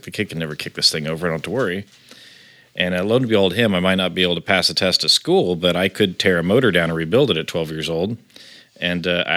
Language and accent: English; Terre Haute, Indiana, United States; now in Los Angeles, United States; Literally called the armpit of Indiana. Yeah. That's an actual nickname from where we're from.